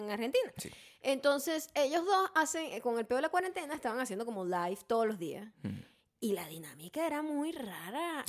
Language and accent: Spanish; Venezuela; moved away; como buena venezolana me daban café con leche desde que era bebé